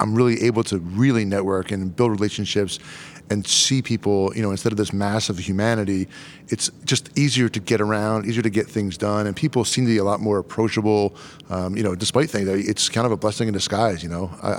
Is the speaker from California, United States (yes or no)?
no; Delaware, United States; we're both from Delaware